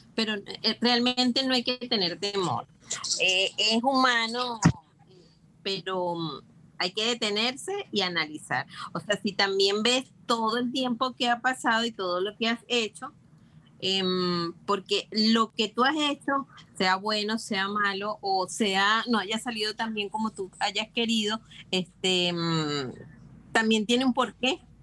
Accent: Venezuela; moved away as an adult; now in Panama; yo soy venezolana y emigré a Panamá

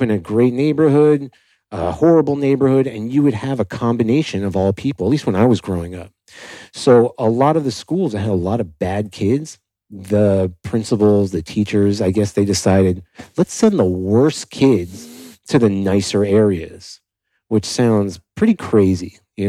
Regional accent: Miami, Florida, United States; Yeah, I grew up in Miami

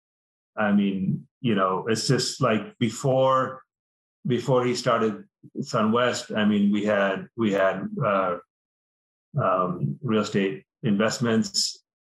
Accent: India; moved away; We immigrated from India.

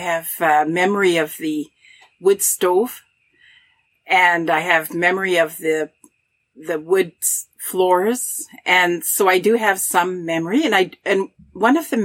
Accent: Uranium City, Saskatchewan, Canada; I was born in Uranium City, one of 16 children. I was raised with 10 brothers and 5 sisters

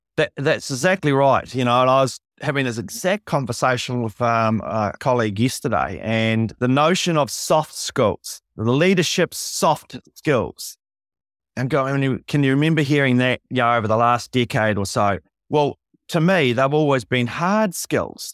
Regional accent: Invercargill, Southland, New Zealand; moved away as an adult; also born or lived in Wellington; I'm nineteen. I'm from Invercargill. I've never been out of town.

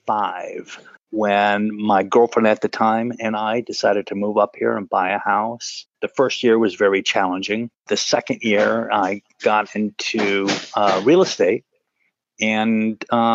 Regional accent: California, United States; I am a native Californian.

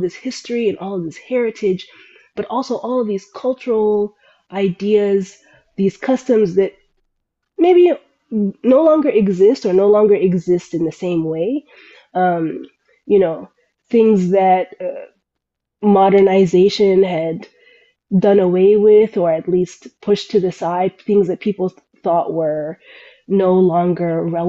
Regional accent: Sudan; accent: Sudanese; I can't communicate with other Arabic speakers, you know, from the Middle East, because my accent is so Sudanese. I speak a Sudanese dialect that is dying out, essentially, is what I found out.

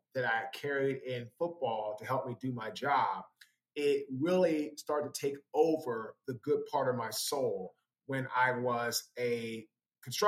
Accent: Washington, District of Columbia, United States; I'm from Washington, D.C., went to Howard University in Washington

